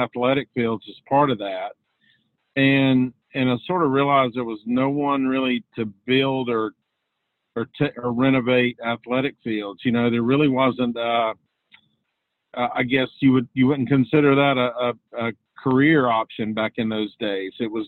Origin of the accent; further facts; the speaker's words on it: Charlotte, North Carolina, United States; also born or lived in Virginia Tech, Virginia; I grew up outside of Charlotte, North Carolina. That's where I live still, on a family farm.